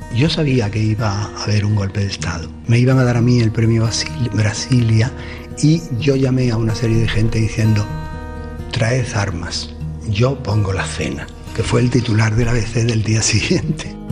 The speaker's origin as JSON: {"language": "Spanish", "region": "Andalusia", "country": "Spain", "said": "Yo sería profundamente otro si no fuese andaluz"}